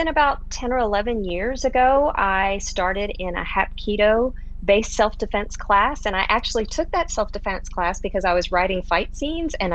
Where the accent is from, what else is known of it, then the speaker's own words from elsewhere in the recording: Pensacola, Florida, United States; moved away as an adult; now in Houston, United States; I was raised starting at about age 2 till 18 in Northwest Florida, right outside Pensacola